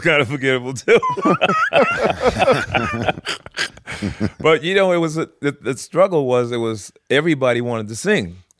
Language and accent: English; Providence, Rhode Island, United States; my hometown of Providence, Rhode Island